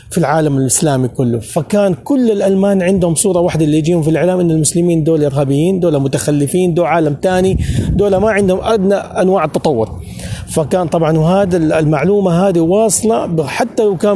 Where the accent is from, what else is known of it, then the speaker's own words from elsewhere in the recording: Saudi Arabia; now in Germany; هامبورغ هامبورغ انا اول سعودي يدرس طبعا آه، في في العصر الجديد يدرس في المانيا